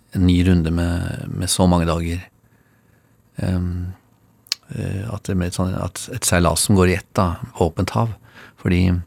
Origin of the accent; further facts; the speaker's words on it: Oslo, Norway; Jeg eh, bor der jeg vokste opp